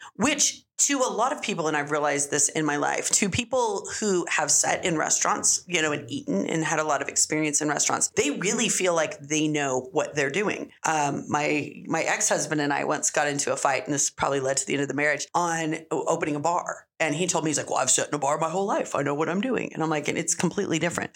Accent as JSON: {"language": "English", "town": "Las Cruces", "region": "New Mexico", "country": "United States", "tie": "born or raised there", "said": "that's what you do when you're growing up in Cruces. You work in restaurants"}